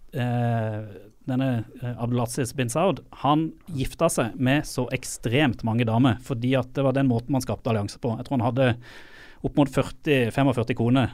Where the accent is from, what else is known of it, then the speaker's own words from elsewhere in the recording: Sørlandet, Norway; also born or lived in Saudi Arabia; Jeg er jo sørlending